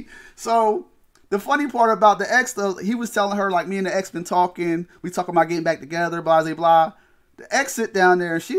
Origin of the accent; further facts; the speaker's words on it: Chicago, Illinois, United States; Oh, I'm from Chicago. This is what we do.